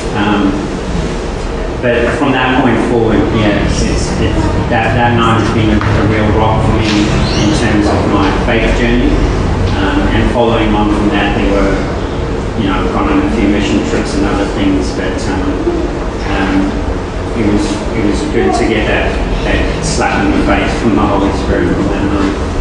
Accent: Auckland, New Zealand; we had immigrated to New Zealand at this time. I was in high school, uh, I was growing up in Auckland

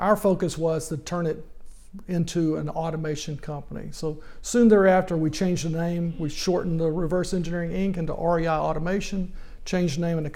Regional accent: Little Rock, Arkansas, United States; I grew up in Little Rock, Arkansas

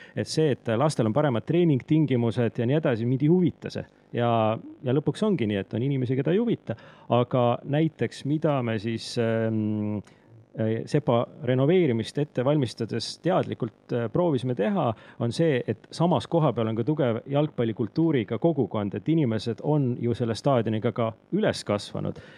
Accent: near Rakvere, Lääne-Viru County, Estonia; moved away; also born or lived in Tartu; ma kasvasin üles äh, Rakvere lähedal, endises kolhoosikeskuses

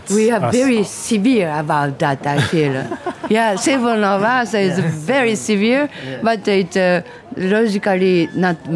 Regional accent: Japan; English is a second language; moved away as an adult; now in Montreal, Canada; I'm from Japan. I I started to live in Canada 20 years ago, but. I, I don't know. I don't feel like uh, oh, I'm Japanese or I'm a Canadian or whatever.

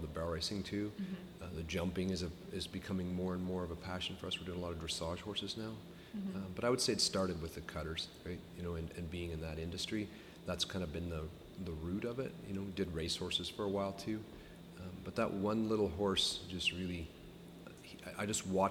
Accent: Iowa, United States; moved away as an adult; now in Canada; when you're from Iowa

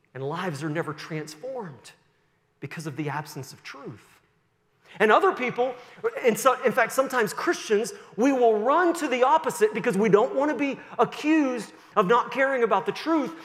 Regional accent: Sussex, New Brunswick, Canada; moved away; I was born in 1973 in Sussex, New Brunswick, and went to Kingswood, just down the road there in Sussex, for some years.

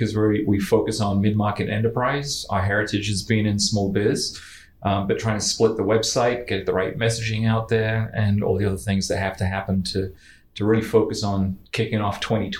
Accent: New York, United States; I knew when I was 5 growing up in New York

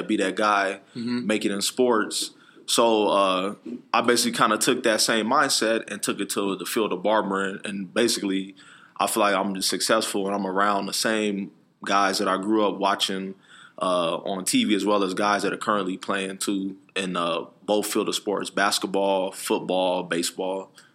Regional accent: Phoenix, Arizona, United States; I'm from Phoenix, Arizona, born and raised

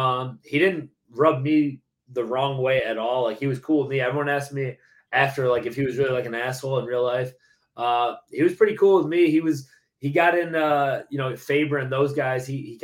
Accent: Lewiston, New York, United States; now in Tampa, United States; I grew up in Lewiston, which is like Buffalo, New York.

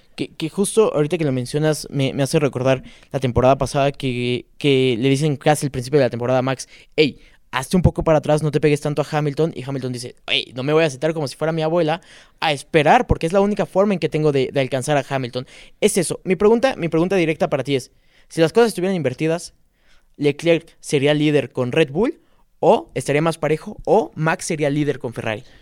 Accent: Mexico; somos mexicanos

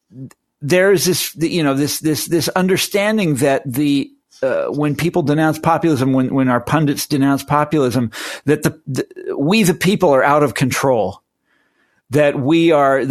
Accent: Kansas, United States; my home state in Kansas

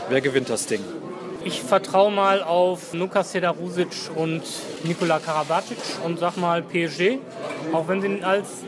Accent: Cologne, North Rhine-Westphalia, Germany; erstmal ist es natürlich immer in der schönsten Stadt Deutschlands oder der Welt. Das muss ich jetzt als Kölner so sagen.

